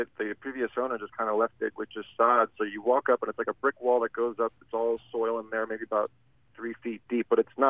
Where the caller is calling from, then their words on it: Washington, District of Columbia, United States; I'm calling from Washington, D.C.